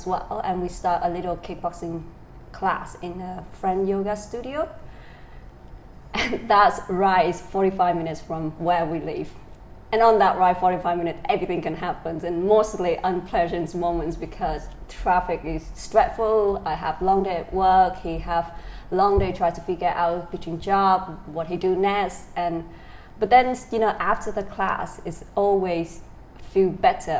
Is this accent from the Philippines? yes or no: no; Dak Lak, Vietnam; moved away; I'm original from Dak Lak, a small town in the central highland of Vietnam.